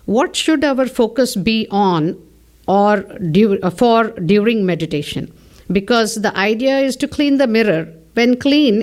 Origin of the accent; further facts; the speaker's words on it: Bangalore, Karnataka, India; I'm from Bangalore, India